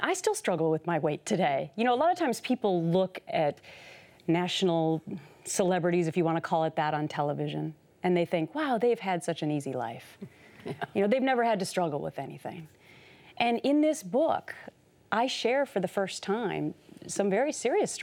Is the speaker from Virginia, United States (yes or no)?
no; Minnesota, United States; I had a wonderful childhood growing up in Minnesota